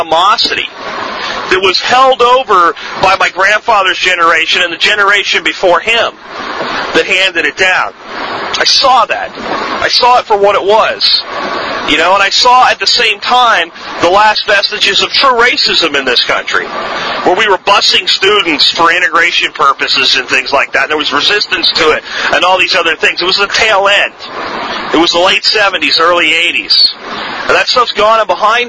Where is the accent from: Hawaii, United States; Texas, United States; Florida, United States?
Florida, United States; accent: Florida; also born or lived in Pennsylvania; I moved from Pennsylvania to Florida with my family